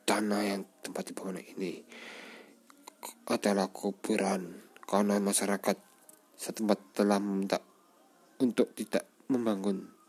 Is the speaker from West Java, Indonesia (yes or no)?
no; Malang, East Java, Indonesia; born there; kali ini, gue akan menceritakan kisah-kisah mistis di mana saja yang ada di kota Malang kota kelahiranku.